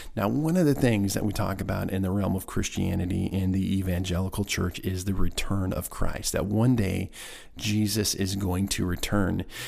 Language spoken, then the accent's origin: English; Nebraska, United States; now in Missouri, United States; my home state of Nebraska